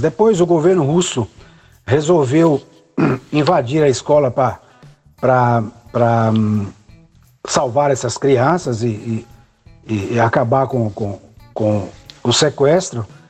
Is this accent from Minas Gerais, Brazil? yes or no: yes; Montes Claros, Minas Gerais, Brazil; moved away as an adult; now in Italy; cresci em Montes Claros, frequentando o conservatório todos os dias